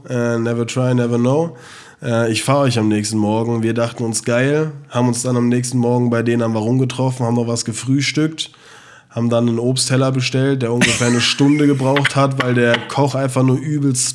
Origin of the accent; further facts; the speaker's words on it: Germany; yeah, no worries, ich bin Deutscher.